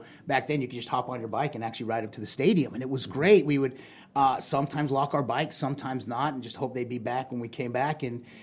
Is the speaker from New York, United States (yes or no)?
no; Provo, Utah, United States; moved away; I'm actually from Provo, Utah